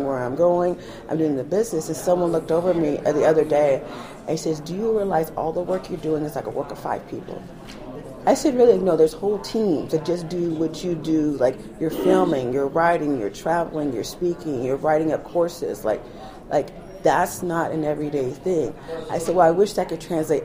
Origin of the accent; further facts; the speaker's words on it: United States; I'm an American. I'm the American nurse that's coming to town